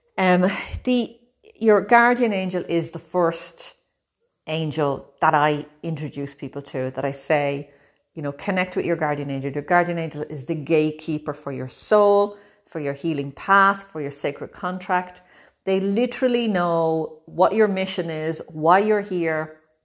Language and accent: English; Ireland; moved away as an adult; also born or lived in Brazil; now in Italy; I'm from Ireland. I'm living in Italy at the moment, but I've also lived in Brazil.